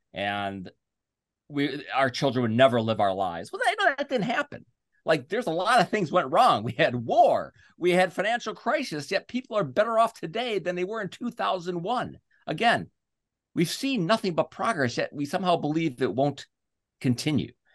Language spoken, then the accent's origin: English; United States; I'm an American